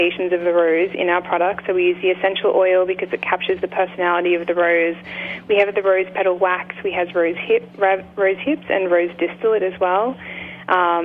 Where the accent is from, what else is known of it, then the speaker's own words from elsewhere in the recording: Australia; I'm an Australian.